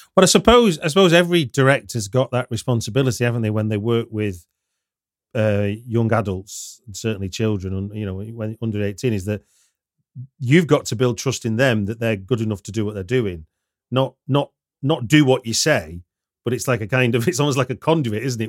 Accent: United Kingdom; as a Brit

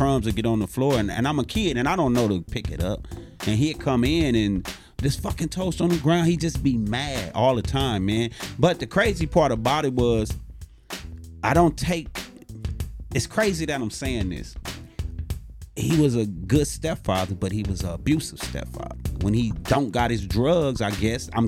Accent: Los Angeles, California, United States; I was born in the Nickersons.

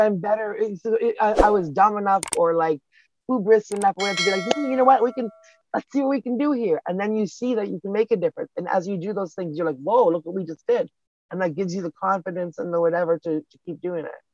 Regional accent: Canada; I'm a Canadian girl

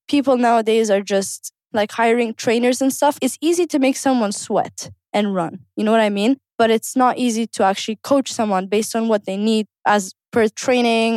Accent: Kuwait; One of the reasons I wanted to be a coach is because I grew up in Kuwait

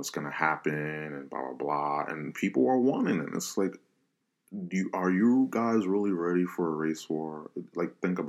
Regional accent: United States; I'm Hispanic, you know, minority, Black Hispanic, you know, whatever. I'm an American first

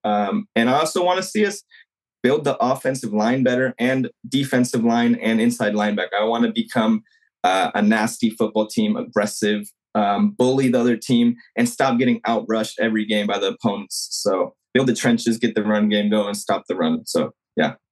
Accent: San Jose, California, United States; I grew up in San Jose

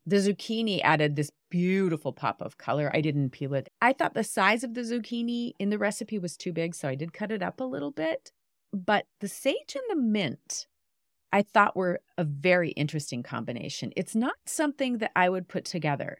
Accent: Western Montana, United States; moved away as an adult; I grew up in Western Montana, and we have recently returned to my little small town, my small hometown

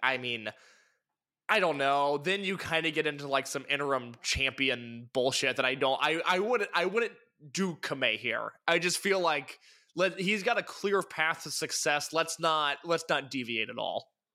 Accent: Midwest, United States; I'm from the Midwest

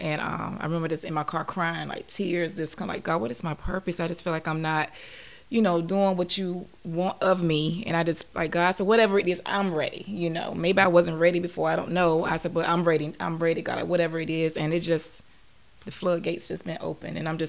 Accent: North Carolina, United States; I am from North Carolina.

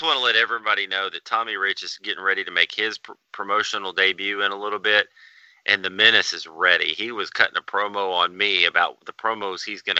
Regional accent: the South, United States; I'm from the South.

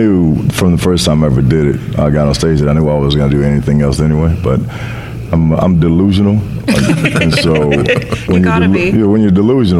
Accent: Las Vegas, Nevada, United States; also born or lived in Seattle / Los Angeles / New York; now in Vancouver, Canada; I was born and raised in Las Vegas, but I started my career in Seattle and did everything from Seattle, lived in L.A., and then I moved Canada for 10 years, then left there and went to New York for 10 years, and now I'm back in Vancouver.

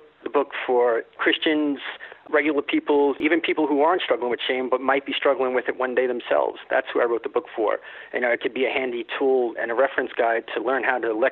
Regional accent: Long Island, New York, United States; I was born and raised on Long Island.

